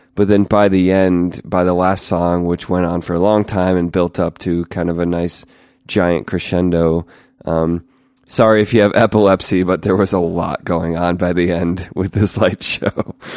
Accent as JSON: {"language": "English", "country": "United States", "said": "as an American"}